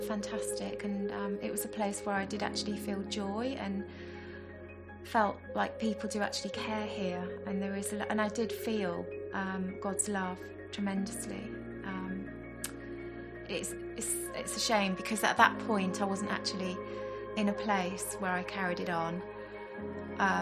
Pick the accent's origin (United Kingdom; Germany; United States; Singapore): United Kingdom; Staffordshire, West Midlands; I grew up in Staffordshire.